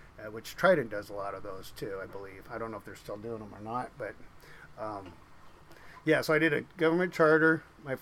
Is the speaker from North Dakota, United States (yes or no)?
no; Seattle, Washington, United States; I was born in Seattle. My mom and dad migrated from Norway.